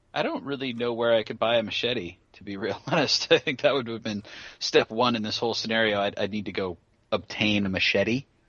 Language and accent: English; Marin County, California, United States; Marin County, where I went to high school.